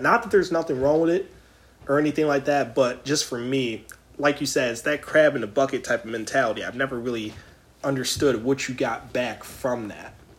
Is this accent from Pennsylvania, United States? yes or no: yes; Philadelphia, Pennsylvania, United States; I'm from Philly